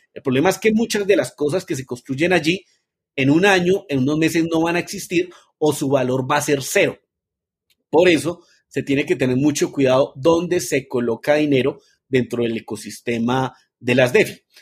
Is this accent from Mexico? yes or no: no; Colombia; nací en Colombia.